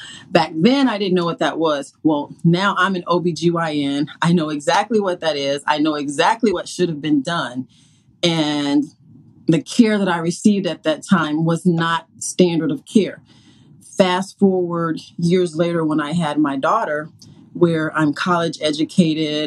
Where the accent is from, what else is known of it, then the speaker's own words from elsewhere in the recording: the South, United States; I grew up in the South